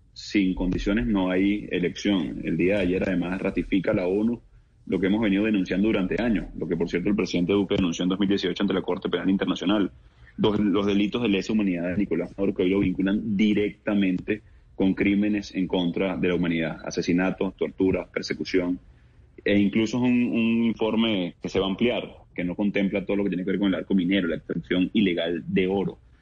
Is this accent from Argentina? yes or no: no; Venezuela; Estamos luchando en Venezuela